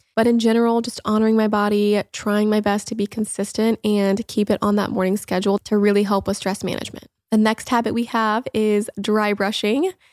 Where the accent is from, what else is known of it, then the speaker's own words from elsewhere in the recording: Indiana, United States; moved away as an adult; also born or lived in Los Angeles; now in Florida, United States; I grew up in Indiana and have spent most of my life there, aside from the few years that I lived in L